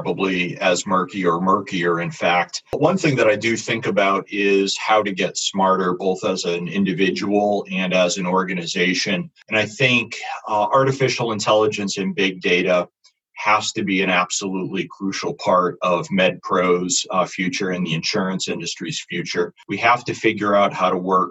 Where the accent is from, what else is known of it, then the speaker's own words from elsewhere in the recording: United States; being an American and operating mostly in the U.S.